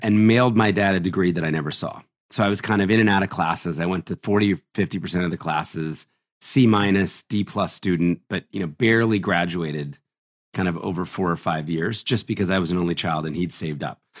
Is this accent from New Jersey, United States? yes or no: yes; New Jersey, United States; also born or lived in Philadelphia, Pennsylvania; I was born in Philadelphia and raised in New Jersey.